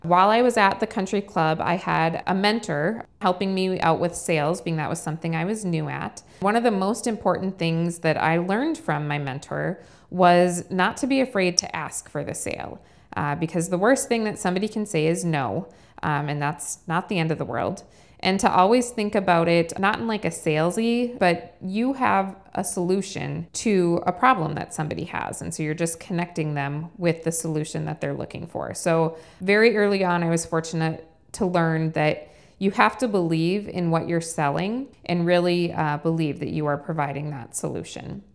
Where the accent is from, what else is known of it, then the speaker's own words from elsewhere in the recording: Fargo, North Dakota, United States; also born or lived in Rochester, Minnesota, United States; I grew up in Fargo and graduated from North High